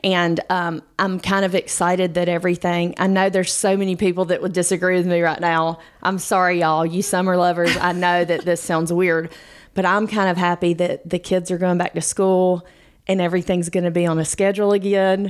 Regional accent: Georgia, United States; we're from Georgia.

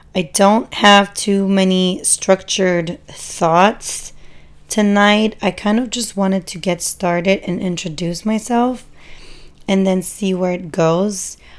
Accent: Germany; moved away as an adult; also born or lived in San Francisco, United States; now in United States; I grew up in Germany, um, as a first generation immigrant. My parents are both Turkish

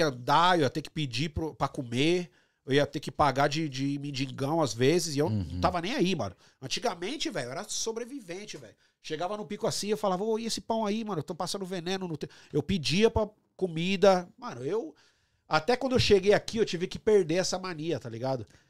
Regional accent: São Paulo, Brazil; moved away as an adult; also born or lived in Rio de Janeiro / Canada; now in Toronto, Canada; de onde eu nasci e cresci

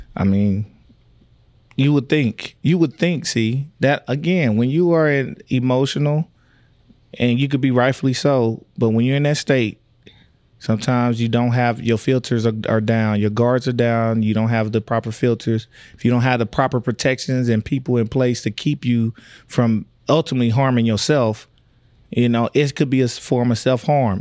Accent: Tyler, Texas, United States; I grew up in Tyler, Texas.

